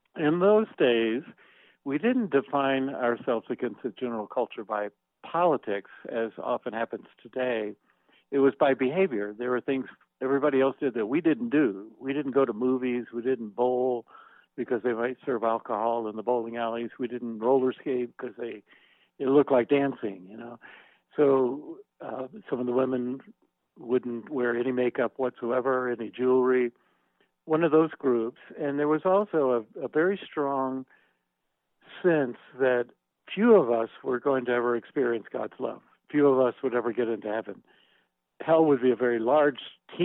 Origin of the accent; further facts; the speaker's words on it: Atlanta, Georgia, United States; I grew up in Atlanta, Georgia